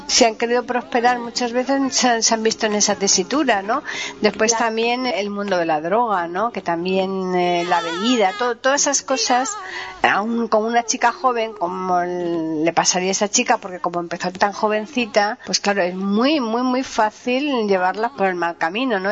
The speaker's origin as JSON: {"language": "Spanish", "town": "Seville", "region": "Andalusia", "country": "Spain", "said": "mi tierra"}